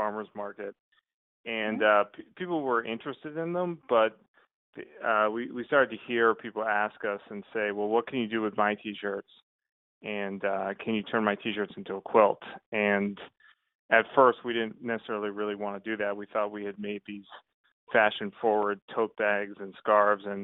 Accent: Boston, Massachusetts, United States; also born or lived in New Orleans; I grew up in Boston.

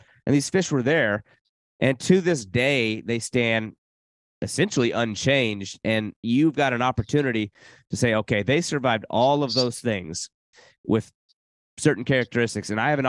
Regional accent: South Carolina, United States; born there; I was born in South Carolina, been all through

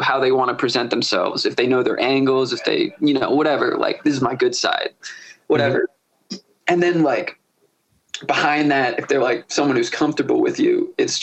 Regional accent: Severna Park, Maryland, United States; I'm from Smyrna Park. So I'd be out in the burbs, you know, like I'm between Baltimore and Annapolis

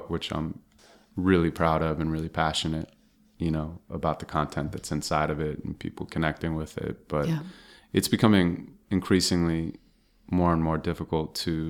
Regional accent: Santa Monica, California, United States; Yeah, and I was. I mean, it was a great place to grow up.

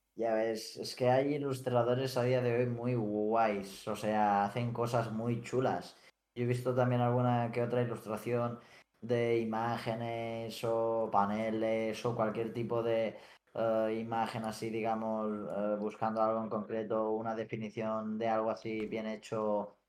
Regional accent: Felanitx, Balearic Islands, Spain; Somos los dos de Mallorca. Yo concretamente soy de Felanich, un pueblo pequeñito.

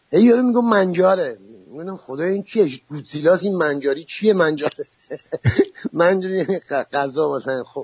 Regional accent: Hamadan, Hamadan Province, Iran; moved away; also born or lived in Italy / Germany / Netherlands; چون اصلیت هم همدونی

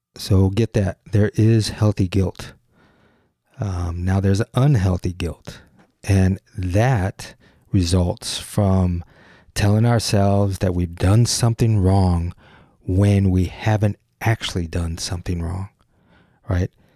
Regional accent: Detroit, Michigan, United States; Gyro is an identity studio based in my hometown, Detroit

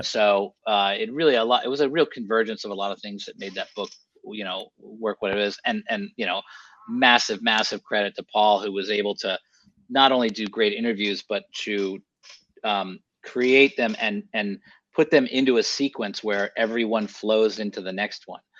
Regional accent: Sonoma, California, United States; I grew up in Sonoma, uh, in Sonoma County, California

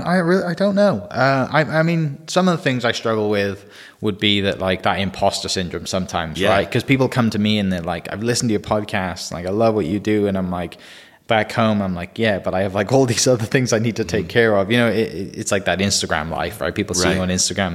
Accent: Wales, United Kingdom; now in Bethany, Oklahoma, United States; the Welsh guy

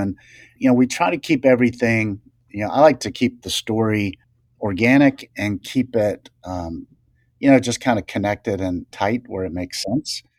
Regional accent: the South, United States; I'd always fished as a kid, you know, we'd do, I was from the South, and so we'd go down to the beach

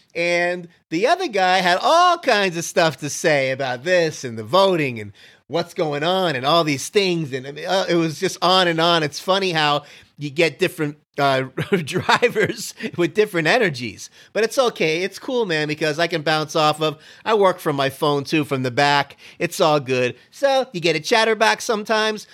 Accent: Miami, Florida, United States; moved away; also born or lived in Canada; growing up in Miami

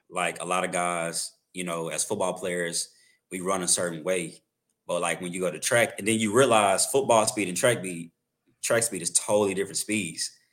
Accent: Arlington, Texas, United States; also born or lived in Waxahachie, Texas; I'm originally from, uh, Wauchatchie, Texas, um, but I grew up in Arlington, so, like, the Dallas area

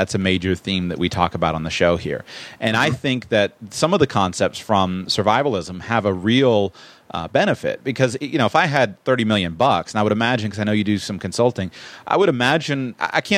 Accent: Florida, United States; I'm from Florida

